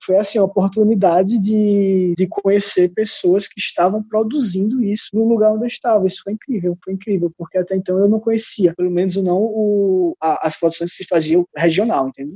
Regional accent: São José do Egito, Pernambuco, Brazil; moved away; also born or lived in Recife; Eu vim de, do interior de Pernambuco, de uma cidade chamada São José do Egito

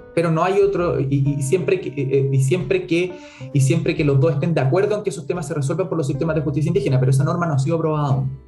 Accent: Chile; nosotros somos chilenos y no somos españoles porque somos mestizos

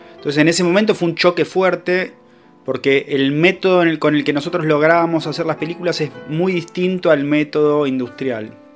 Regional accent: Haedo, Buenos Aires Province, Argentina; acá en Aedo, de donde soy yo

